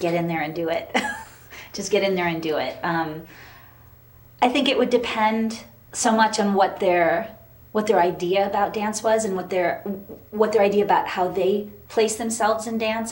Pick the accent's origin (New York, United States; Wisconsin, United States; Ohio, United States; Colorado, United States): New York, United States; Poughkeepsie; moved away as an adult; also born or lived in Rhinebeck, New York / Spain; I was born in Rhinebeck, New York, and I grew up in the Hudson Valley, primarily in um, the suburbs of Poughkeepsie.